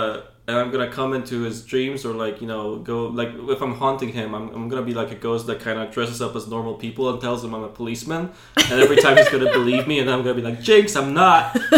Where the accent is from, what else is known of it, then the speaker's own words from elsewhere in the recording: Poland; now in Ireland; Well, I'm not Irish. I'm Polish.